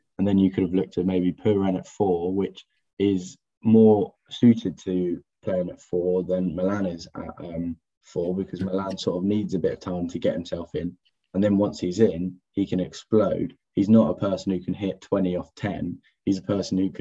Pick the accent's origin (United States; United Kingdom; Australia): United Kingdom; England; As an Englishman